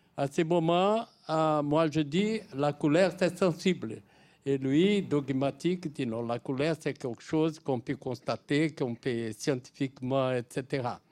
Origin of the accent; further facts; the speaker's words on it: Brazil; Je suis brésilien, voisin de l'Argentine